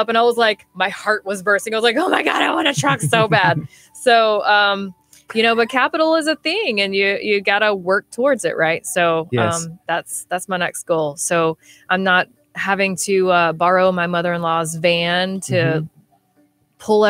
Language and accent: English; New Roads, Louisiana, United States; moved away; I'm from Louisiana too